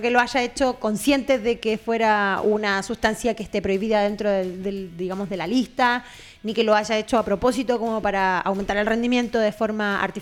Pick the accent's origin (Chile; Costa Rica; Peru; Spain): Chile; yo, por nadie. yo como chileno, por nadie.